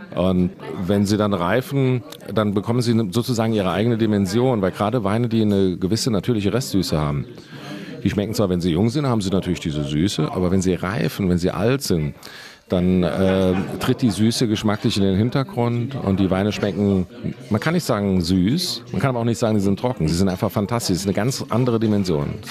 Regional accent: Leiwen, Rhineland-Palatinate, Germany; in Leiven, meinem Heimatort

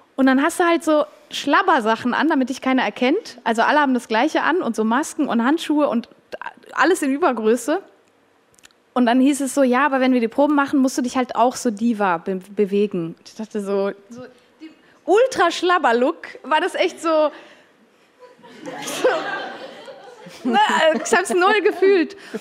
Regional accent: Switzerland; ich bin auch Schweizerin

